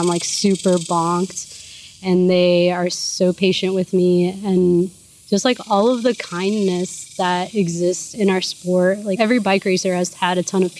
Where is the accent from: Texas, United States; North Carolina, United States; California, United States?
Texas, United States; Houston; my parents were from Mexico. My mom came here illegally when she was pregnant with me. And my dad became a naturalized citizen when I was like in high school or something. But I was born in Houston.